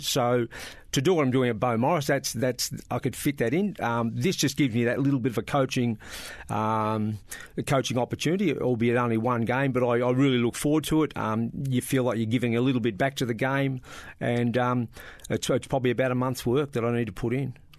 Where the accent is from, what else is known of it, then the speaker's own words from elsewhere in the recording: Bairnsdale, Victoria, Australia; moved away as an adult; also born or lived in Melbourne; I was bor-, born, um, and bred in Bairnsdale